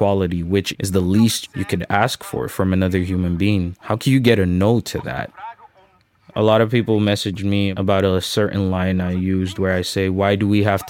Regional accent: Nigeria; now in Antwerp, Belgium; I'm originally from Nigeria

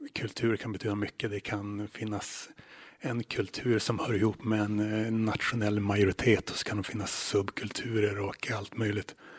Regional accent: Luleå, Norrbotten County, Sweden; moved away as an adult; now in Åland, Finland; där jag växte upp, till exempel i Luleå

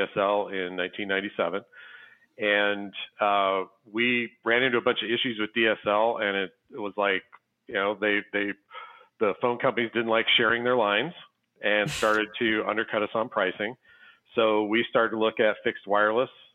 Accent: Scottsbluff, Nebraska, United States; my hometown, Scottsbluff and Gearing, Nebraska

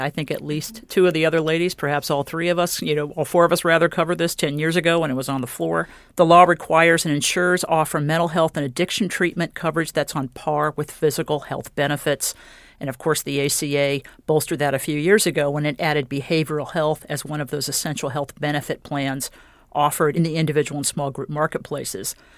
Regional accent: Indiana, United States; my home state of Indiana

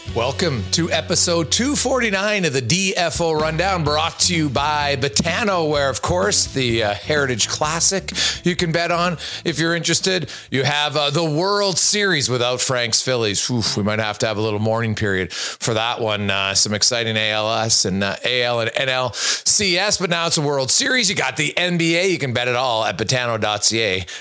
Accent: Canada; I'm Canadian

